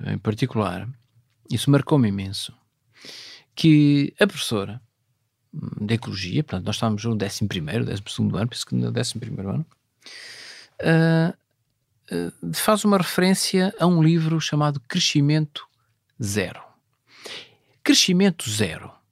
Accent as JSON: {"language": "Portuguese", "region": "Viana do Castelo", "country": "Portugal", "said": "tinha que andar eh, 40 km, apanhar o comboio para ir para o Liceu de Viana do Castelo. Portanto, sou da zona de Vila Observeira, portanto, vinha para, para Viana do Castelo."}